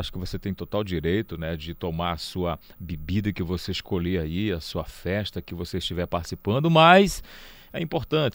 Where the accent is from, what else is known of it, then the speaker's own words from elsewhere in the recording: Cametá, Pará, Brazil; eu, na minha infância, tive muito contato com a pimenta do reino, nessa região aqui já é, de Cametá, de onde eu sou natural